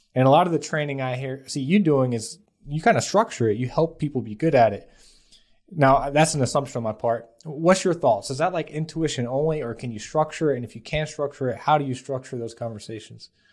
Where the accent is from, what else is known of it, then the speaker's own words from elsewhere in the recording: Atlanta, Georgia, United States; I grew up in South Atlanta, uh, very poor family